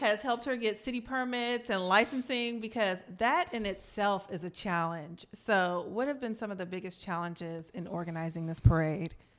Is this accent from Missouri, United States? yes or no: no; Oakland, California, United States; I was born and raised in Oakland